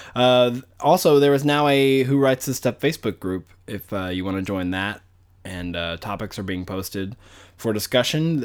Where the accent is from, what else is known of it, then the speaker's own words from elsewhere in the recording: Arkansas, United States; I grew up in Arkansas, which is really southern.